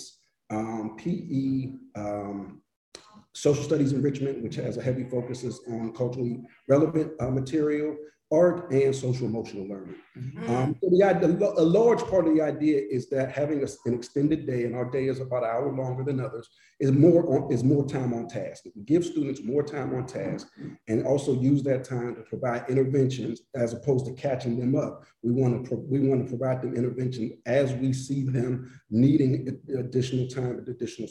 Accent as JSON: {"language": "English", "town": "Pittsburgh", "region": "Pennsylvania", "country": "United States", "moved": "yes", "lives_now": "New Haven, United States", "said": "I'm originally from Pittsburgh"}